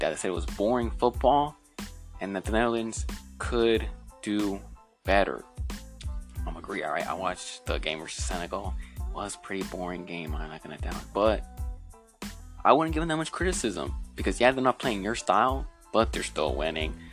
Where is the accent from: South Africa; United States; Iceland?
United States; I'm American